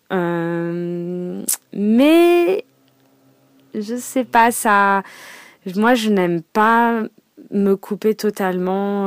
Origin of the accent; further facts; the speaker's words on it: Paris, Île-de-France, France; je suis parisienne donc bon maintenant banlieusarde hein, euh, donc avant, quand j'étais euh, ado, euh, forcément, je prenais tout le temps le métro